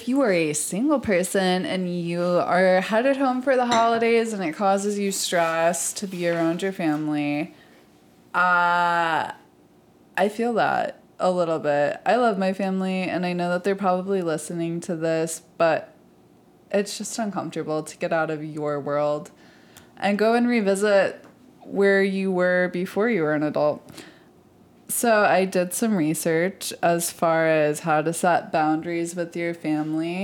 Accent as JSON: {"language": "English", "region": "Michigan", "country": "United States", "said": "I'm from Michigan"}